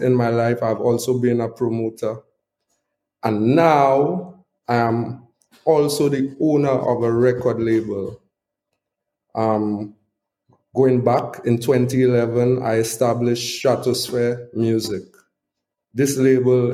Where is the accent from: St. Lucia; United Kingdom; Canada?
St. Lucia; Castries; I was born and raised in La Panse, Castries, St. Lucia